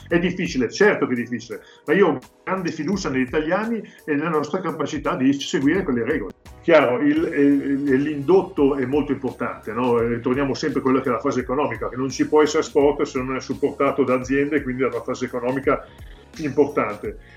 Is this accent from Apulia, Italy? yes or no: no; Codogno, Lombardy, Italy; io sono di Codogno